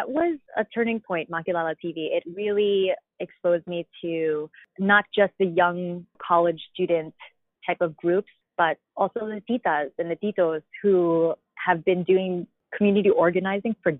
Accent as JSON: {"language": "English", "area": "Long Island", "region": "New York", "country": "United States", "tie": "born or raised there", "lives_now": "Manhattan, United States", "said": "I was born and raised in Long Island, New York"}